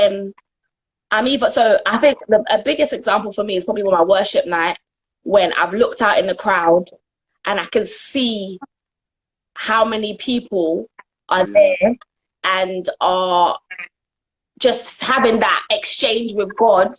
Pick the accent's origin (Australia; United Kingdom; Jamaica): Jamaica; I'm Jamaican, as I was born in Jamaica